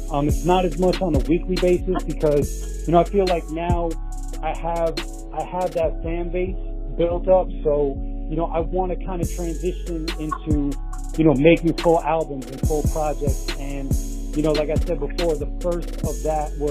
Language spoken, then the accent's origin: English; New York City, New York, United States; I'm an artist from Rockaway Beach, Queens, New York.